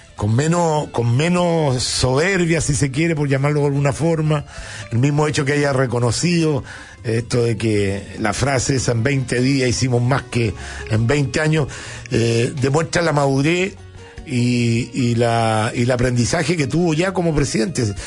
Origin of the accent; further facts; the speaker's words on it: Chile; uno como chileno